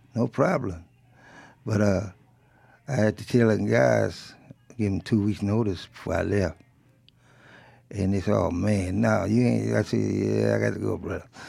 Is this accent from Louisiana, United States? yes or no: yes; Rayne, Louisiana, United States; first language French; English is a second language; also born or lived in Chicago; now in Mississippi, United States; I grew up as a kid speaking French. When you were in Louisiana, especially around the rain in Lafayette